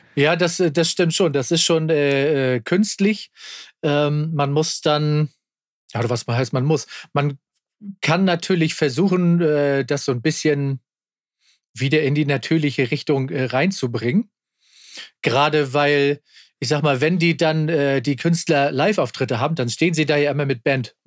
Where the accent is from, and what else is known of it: Kiel, Schleswig-Holstein, Germany; born or raised there